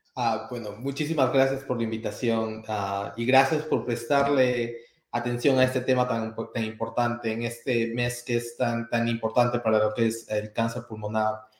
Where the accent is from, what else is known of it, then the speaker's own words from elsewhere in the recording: Peru; moved away as an adult; also born or lived in Atlanta; now in Kansas, United States; originariamente soy peruano